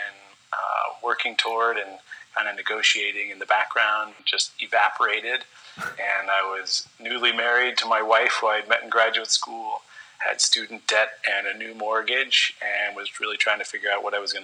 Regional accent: Colorado, United States; moved away; also born or lived in Kansas; I was grown up in the Rockies for pretty much all of my life in Colorado up through college

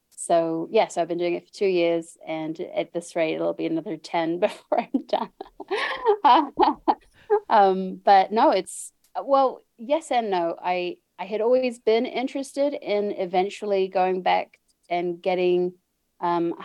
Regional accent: New Zealand; moved away as an adult; now in United States; I was born and raised in New Zealand. I now live in the USA, but I've been here for 6 years.

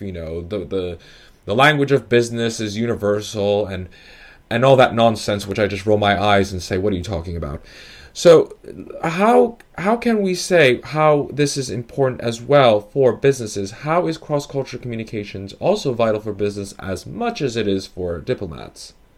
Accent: New York, United States; now in London, United Kingdom; I happen to be, uh, Italian and Dominican, but born in New York

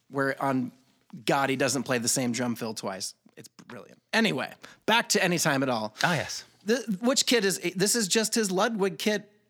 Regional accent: Columbus, Georgia, United States; I grew up in Columbus, Georgia at Fort Benning. Um, you know, growing up in the South in the 80s was an interesting thing.

